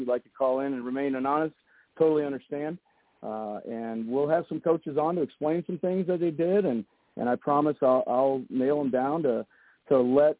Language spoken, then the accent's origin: English; St. Louis, Missouri, United States; I come from St. Louis, so I'm coming from a really big city. So when I moved here, I was kind of shocked